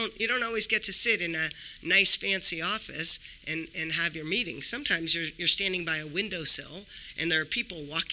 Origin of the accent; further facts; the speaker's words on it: California, United States; moved away as an adult; also born or lived in Washington, D.C. / Austin, Texas; now in Los Angeles, United States; I thought I'll be here for 2 years, then I'll go back home to California